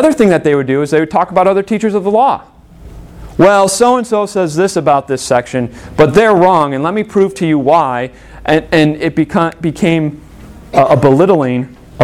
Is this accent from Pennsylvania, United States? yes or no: no; Illinois, United States; born or raised there